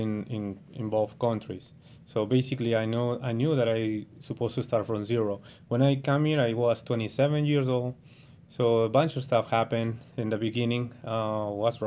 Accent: Callao, Peru; first language Spanish; English is a second language; moved away as an adult; now in United States; I'm from Peru

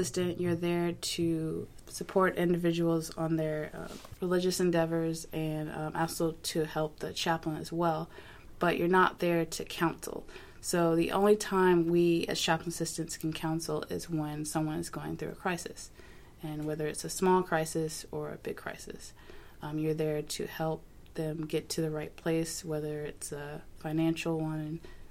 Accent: Jacksonville, Florida, United States; also born or lived in New Orleans / Virginia Beach; So I grew up, I'm kind of a military brat. So I grew up mostly in Jacksonville, Florida, and moved around from Jacksonville to New Orleans and then to Virginia Beach, actually, and then moved back to Jacksonville.

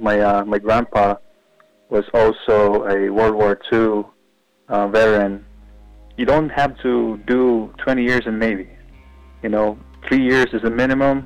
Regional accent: Nabua, Bicol Region, Philippines; English is a second language; moved away as an adult; now in United States; I was born and raised in the Philippines. It's a small town called Nabua

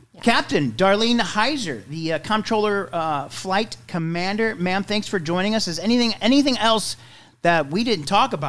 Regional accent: St. Louis, Missouri, United States; I was like 10 or 11 years old. And these kids thought I was the coolest thing in the world because I was from St. Louis.

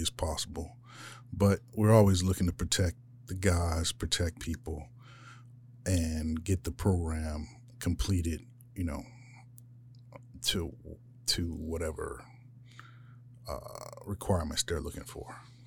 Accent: Philadelphia, Pennsylvania, United States; moved away as an adult; now in Yuma, United States; I grew up in Philadelphia

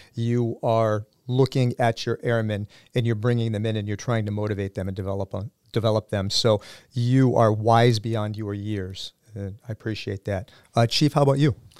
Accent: Sandwich, Massachusetts, United States; I am also a Sandwich High School alum

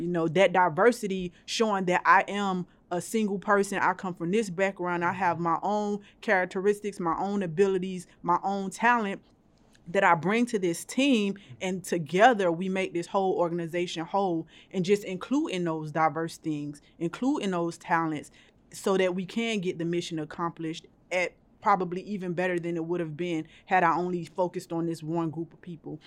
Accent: Miami, Florida, United States; moved away; I am from Miami, Florida. I love that place. I love going back home to visit my family

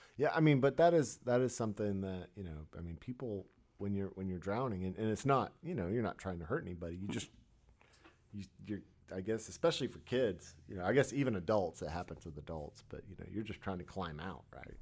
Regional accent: Florida, United States; moved away; growing up on the East Coast, you know, in Florida

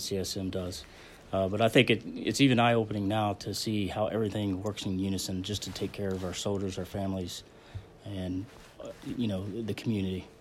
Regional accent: Belpre, Ohio, United States; also born or lived in Fort Carson, Colorado; born in Fort Carson, Colorado, when my dad was in the Army. Uh, and then he got out in the seventies, and we moved, uh, to Belpre, Ohio, a small town in Belpre.

